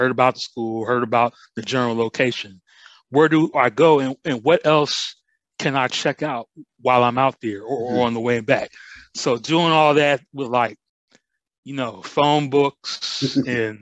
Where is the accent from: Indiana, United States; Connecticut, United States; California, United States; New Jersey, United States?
Indiana, United States; South Bend; I'm originally from Indiana, India, South Bend, Indiana